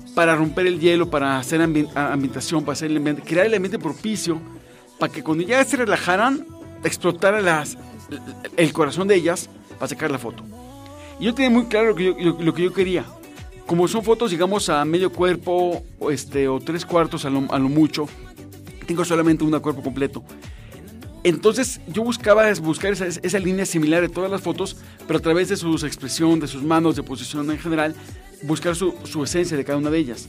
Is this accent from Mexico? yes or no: yes; Mexico; somos mexicanos y lo afortunados que somos de ser mexicanos